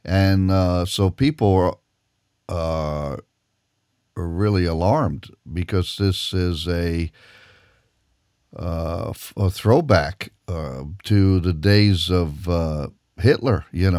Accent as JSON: {"language": "English", "country": "Israel", "tie": "born or raised there", "moved": "yes", "said": "I grew up in Israel."}